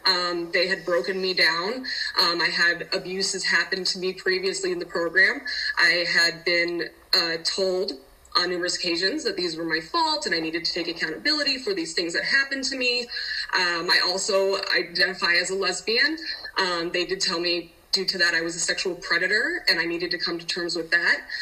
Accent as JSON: {"language": "English", "town": "Denver", "region": "Colorado", "country": "United States", "also_born_or_lived": "Utah", "said": "I am from Denver, Colorado."}